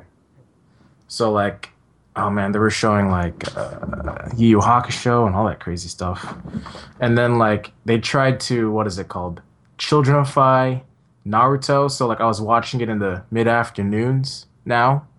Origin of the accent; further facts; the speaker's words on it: San Francisco, California, United States; I grew up in San Francisco